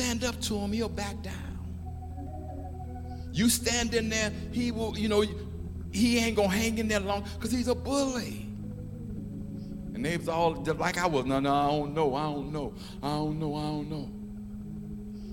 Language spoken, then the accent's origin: English; Chicago, Illinois, United States; also born or lived in Memphis, Tennessee; I was born in Memphis. And I think I was there till I was about 4 years old, and we moved, 4 or 5, and we moved to Chicago.